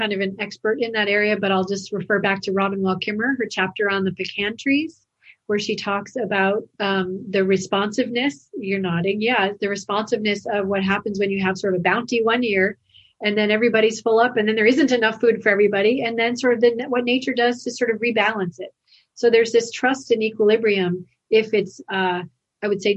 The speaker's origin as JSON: {"language": "English", "region": "Western Massachusetts", "country": "United States", "tie": "born or raised there", "said": "where I grew up in Massachusetts, Western Mass."}